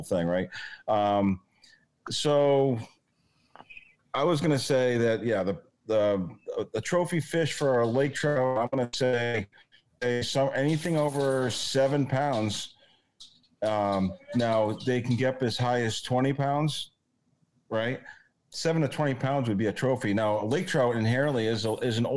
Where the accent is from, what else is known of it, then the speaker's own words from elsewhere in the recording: Maine, United States; I'm from Maine